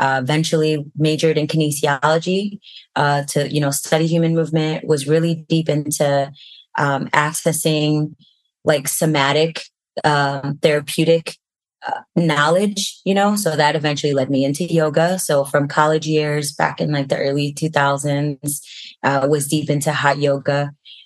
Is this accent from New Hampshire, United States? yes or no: no; Chicago, Illinois, United States; moved away; also born or lived in Mendocino County, California; I grew up on the south side of Chicago